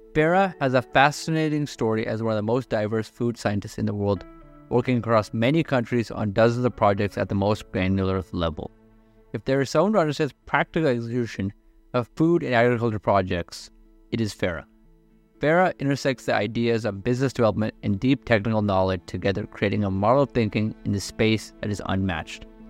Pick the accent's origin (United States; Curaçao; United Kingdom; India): India; I'm from India